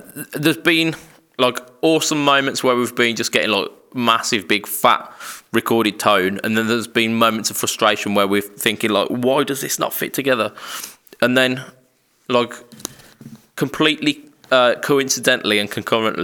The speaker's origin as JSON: {"language": "English", "country": "United Kingdom", "said": "us British people, we as a nation"}